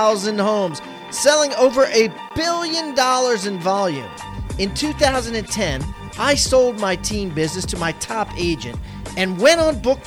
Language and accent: English; Baltimore, Maryland, United States; my hometown, Baltimore, Maryland